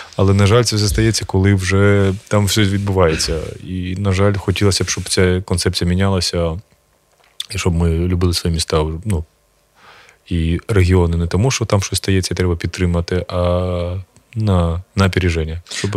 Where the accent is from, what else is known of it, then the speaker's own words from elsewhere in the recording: Kharkiv Oblast, Ukraine; я сам з Харківщини